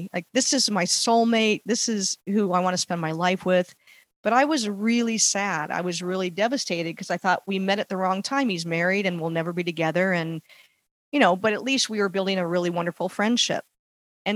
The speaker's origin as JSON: {"language": "English", "town": "Los Angeles", "region": "California", "country": "United States", "tie": "born or raised there", "said": "I was actually born in Los Angeles in the San Fernando Valley"}